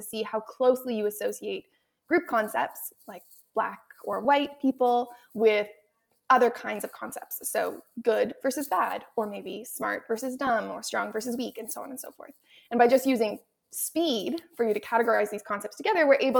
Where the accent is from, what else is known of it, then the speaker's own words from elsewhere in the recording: Canada; I'm also from Canada, so I was, trained in the French immersion system